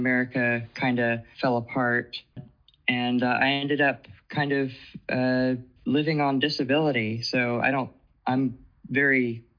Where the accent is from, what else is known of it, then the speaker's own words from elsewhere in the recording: Georgia, United States; I am here from Georgia. I'm 31, of course.